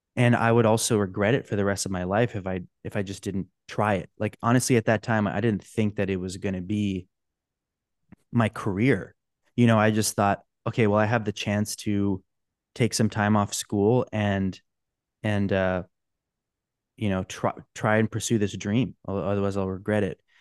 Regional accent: Orange County, California, United States; I grew up in Orange County

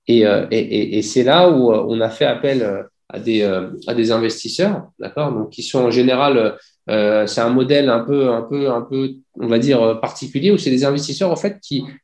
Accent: Algeria; je dis bah, super, je suis algérien, ça va me permettre de, faire un petit tour en Algérie de temps en temps.

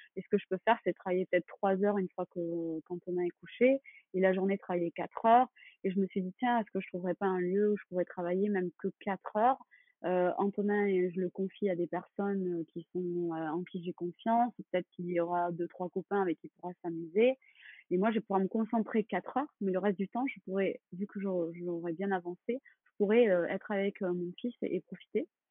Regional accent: Toulouse, Occitania, France; moved away as an adult; now in Bordeaux, France; je suis originaire de Toulouse

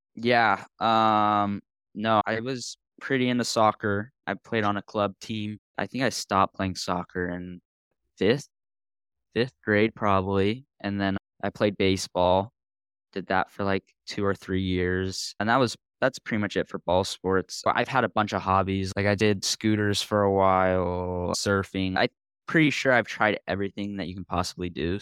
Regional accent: Central Coast, California, United States; growing up on the Central Coast

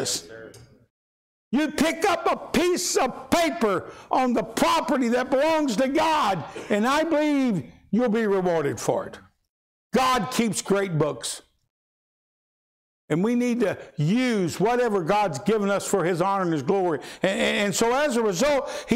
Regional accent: Louisville, Kentucky, United States; When I was a kid growing up in Louisville, Kentucky, concrete jungle, I went barefoot

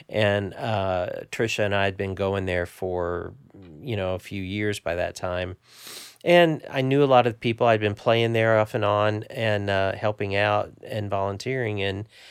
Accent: Evansville, Indiana, United States; Grew up in the southern tip of Indiana

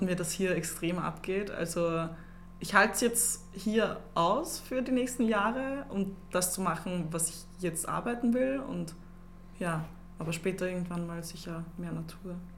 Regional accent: Upper Austria, Austria; moved away as an adult; now in Vienna, Austria; ich komme aus Oberösterreich. Ich bin selber erst seit drei Jahren in Wien

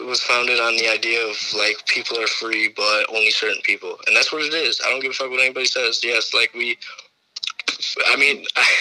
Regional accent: Detroit, Michigan, United States; I grew up in Detroit

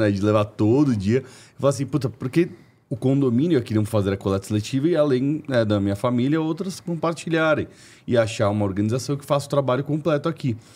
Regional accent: São Paulo, Brazil; Eu venho de um bairro aqui de São Paulo é, classe média alta

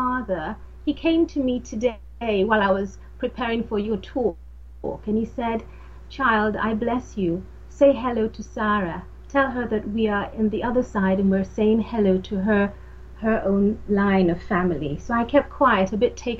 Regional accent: Nigeria; moved away; also born or lived in London; I was born in London and then taken back home to Africa, to Nigeria

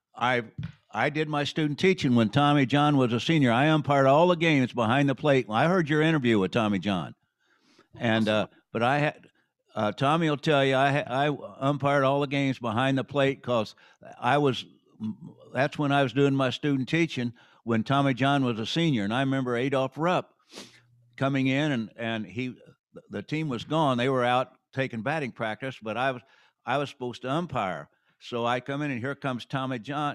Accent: Terre Haute, Indiana, United States; I was born in Terre Haute, but outside of Terre Haute

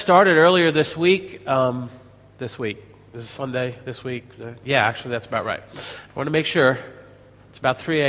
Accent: United States; accent: American; my American accent

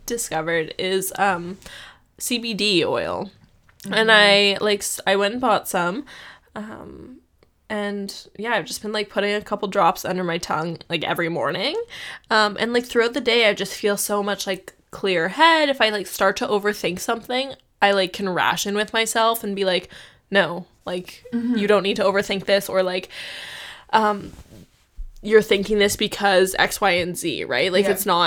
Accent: Canada; we're from Canada

